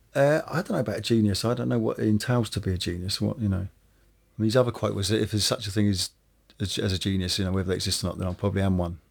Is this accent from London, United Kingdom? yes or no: no; Woking, South East England, United Kingdom; I come from from Woking, which is a suburban town.